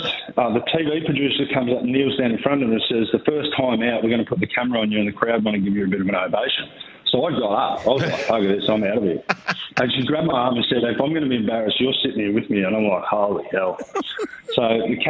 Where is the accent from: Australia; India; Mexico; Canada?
Australia; Albury, New South Wales; We grew up in Albury together